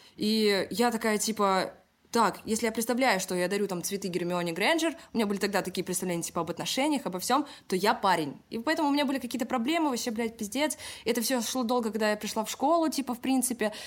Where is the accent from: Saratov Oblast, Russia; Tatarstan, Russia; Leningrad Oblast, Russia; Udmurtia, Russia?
Leningrad Oblast, Russia; Kingisepp; born or raised there; also born or lived in Saint Petersburg; now in Moscow, Russia